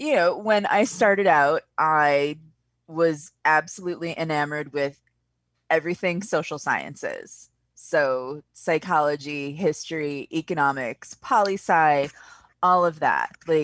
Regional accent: Milwaukee, Wisconsin, United States; I was a teacher for a while in my hometown of Milwaukee, working in charter schools and some of the private schools there.

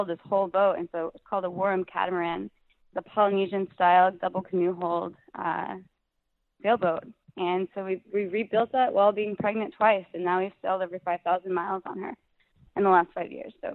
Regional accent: Anderson, Indiana, United States; moved away as an adult; my parents live at the house that I grew up in since I was born in Anderson, Indiana.

